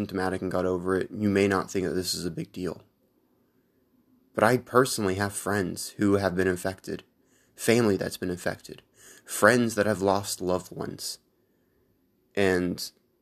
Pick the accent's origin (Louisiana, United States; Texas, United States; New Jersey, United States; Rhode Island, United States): Texas, United States; my home state of Texas here